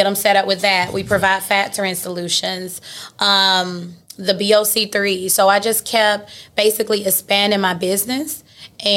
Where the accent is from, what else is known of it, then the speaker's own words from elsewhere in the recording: Atlanta, Georgia, United States; So I'm born and raised in Atlanta. I'm a Georgia peach